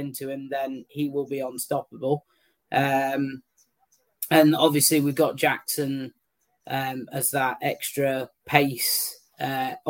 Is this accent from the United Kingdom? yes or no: yes; the North of England, United Kingdom; I'm a Northerner